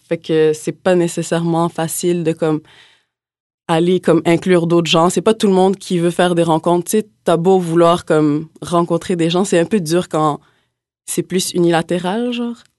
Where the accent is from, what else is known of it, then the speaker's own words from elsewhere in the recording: Montreal, Quebec, Canada; moved away as an adult; now in Quebec City, Canada; je suis originaire de Montréal aussi